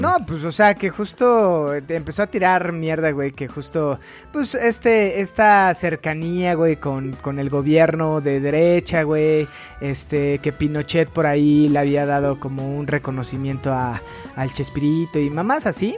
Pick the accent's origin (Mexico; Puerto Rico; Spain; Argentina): Mexico; nosotros como mexicanos